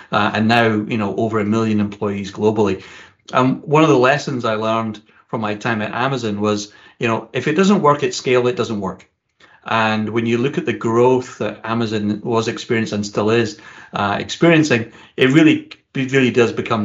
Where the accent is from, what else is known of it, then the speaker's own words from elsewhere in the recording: Scotland, United Kingdom; you can probably tell from my accent that I'm originally from Scotland. And like every good Scottish boy at the age of 16, I started working at a whiskey distillery